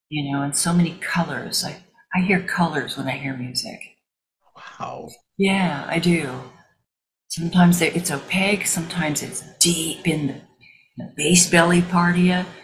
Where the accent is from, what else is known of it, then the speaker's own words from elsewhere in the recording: Missouri, United States; I grew up in Missouri, and my mother used to take us to revival tents